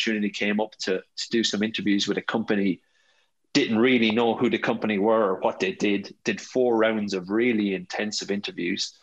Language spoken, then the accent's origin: English; Ireland; moved away as an adult; also born or lived in Australia / London; born and raised in the Rock